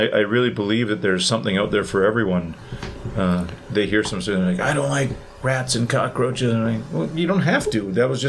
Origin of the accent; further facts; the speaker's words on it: Thunder Bay, Ontario, Canada; I'm from Thunder Bay